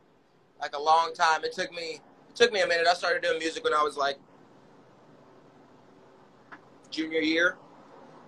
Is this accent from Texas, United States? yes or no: yes; Waco, Texas, United States; also born or lived in Sherman, Texas / Houston, Texas; I grew up in Waco, Texas